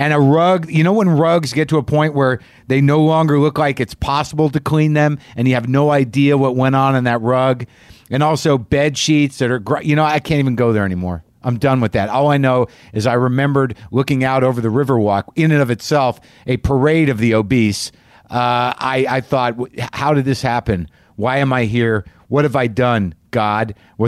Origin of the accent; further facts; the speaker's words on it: New Mexico, United States; moved away; I grew up next door in New Mexico.